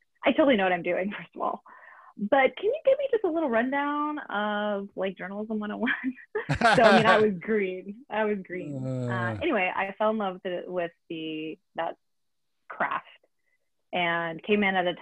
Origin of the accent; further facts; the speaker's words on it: Arizona, United States; also born or lived in Youngstown, Ohio; I grew up in the Southwest. I'm from Arizona. I live in the Phoenix area